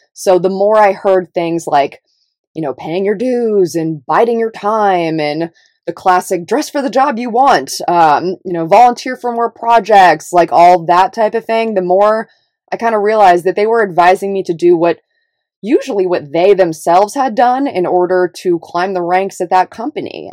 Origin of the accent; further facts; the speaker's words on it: Davis, California, United States; moved away; also born or lived in Los Angeles; I grew up in Northern California in a little, little liberal town called Davis